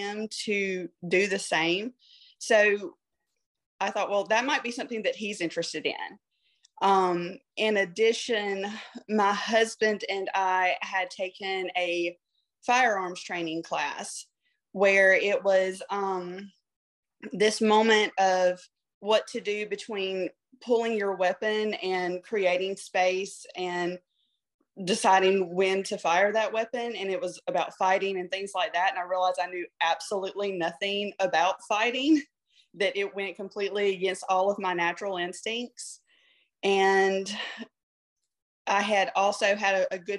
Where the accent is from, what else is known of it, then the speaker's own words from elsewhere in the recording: Georgia, United States; I grew up in a super small town, and obviously I'm from Georgia